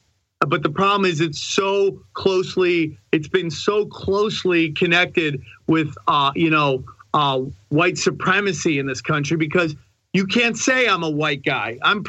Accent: Canada; Love being Canadian.

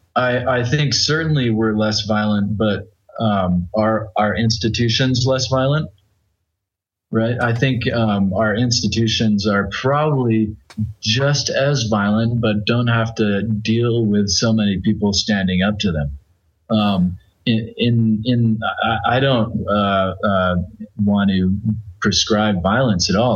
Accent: United States; I'm from the United States

